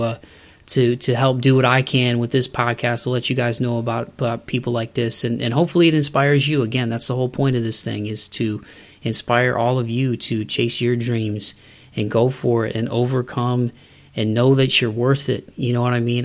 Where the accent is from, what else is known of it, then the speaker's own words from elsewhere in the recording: Midwest, United States; now in Nashville area, United States; I'm outside of the Nashville area and I'm originally from the Midwest